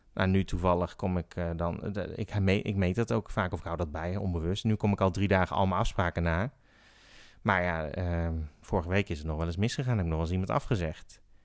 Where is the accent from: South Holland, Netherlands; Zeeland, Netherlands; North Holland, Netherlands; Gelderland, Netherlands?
South Holland, Netherlands; The Hague; Ik ben geboren in Den Haag